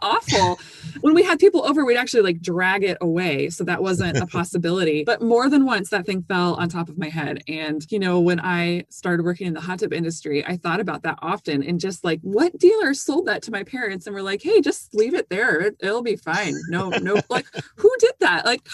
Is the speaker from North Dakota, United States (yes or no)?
yes; North Dakota, United States; I grew up in North Dakota